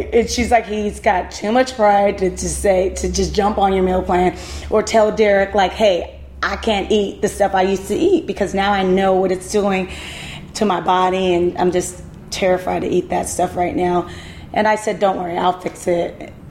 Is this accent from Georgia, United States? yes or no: yes; LaGrange, Georgia, United States; I'm from LaGrange, Georgia. We don't do this. Like, we eat pork.